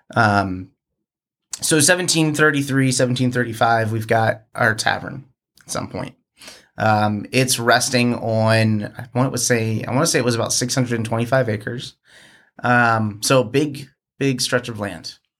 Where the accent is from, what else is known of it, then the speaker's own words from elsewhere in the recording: outside Philadelphia, Pennsylvania, United States; also born or lived in New Jersey; now in Richmond, United States; grew up outside of, uh, uh, Philadelphia in Pennsylvania